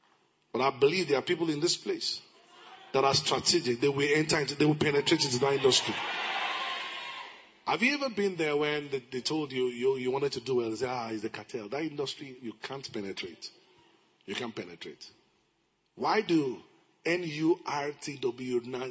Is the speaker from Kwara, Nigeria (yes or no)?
yes; Ilorin, Kwara, Nigeria; I grew up in Ilorin